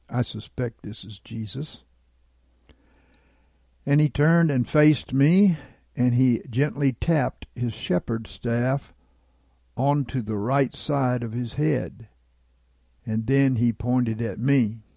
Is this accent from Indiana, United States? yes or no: yes; Jason, Indiana, United States; So I started walking down the road in the town where I grew up in Jason, Indiana, on South Meridian Street.